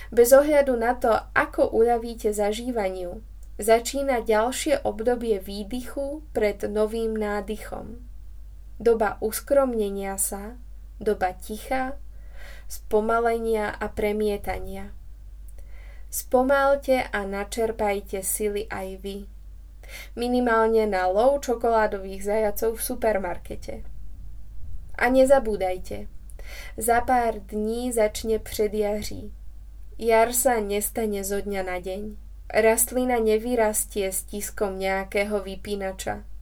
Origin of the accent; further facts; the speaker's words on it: Slovakia; A ak ma pamäť neklame, tak som si privodila ako správna Slovenka žlčníkový záchvat už v detstve.